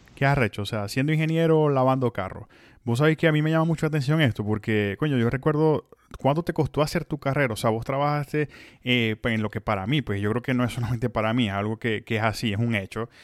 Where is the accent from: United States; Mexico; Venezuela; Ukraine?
Venezuela; moved away as an adult; Yo salí de Venezuela el 15 de septiembre, pero de 2011